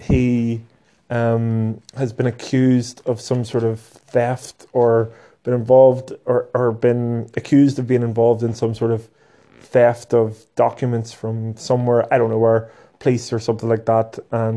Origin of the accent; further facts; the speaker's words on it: Northern Ireland, United Kingdom; Here in Belfast